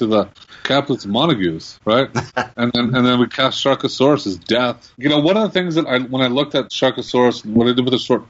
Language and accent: English; Red Deer, Alberta, Canada; now in Calgary, Canada; I grew up in Red Deer.